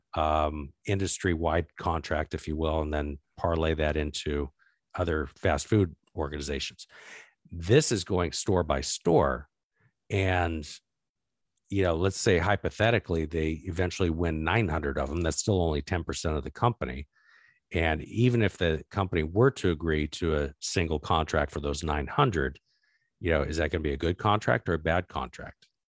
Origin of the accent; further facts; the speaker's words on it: Arizona, United States; I grew up in Arizona